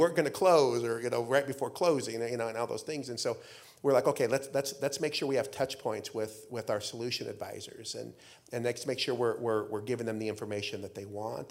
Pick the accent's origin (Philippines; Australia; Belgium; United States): United States; Idaho; moved away as an adult; now in Arizona, United States; I grew up in Idaho